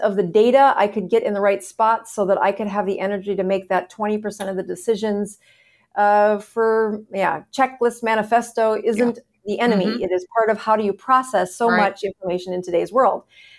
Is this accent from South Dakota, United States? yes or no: yes; South Dakota, United States; moved away as an adult; now in Florida, United States; South Dakota.